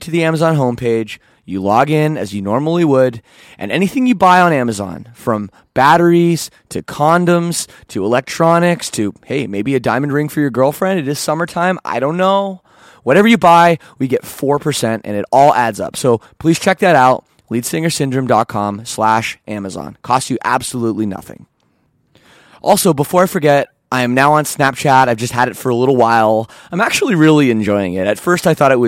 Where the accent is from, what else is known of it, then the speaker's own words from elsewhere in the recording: Canada; I'm Canadian